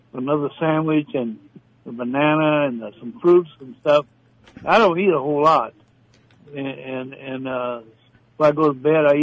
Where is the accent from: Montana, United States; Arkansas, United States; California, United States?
Arkansas, United States; I was brought up in Arkansas